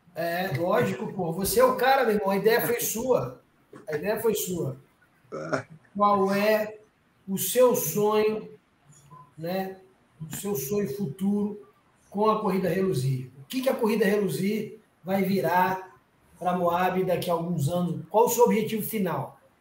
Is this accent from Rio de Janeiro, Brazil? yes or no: yes; Rio de Janeiro, Brazil; moved away; Eu sou do Rio de Janeiro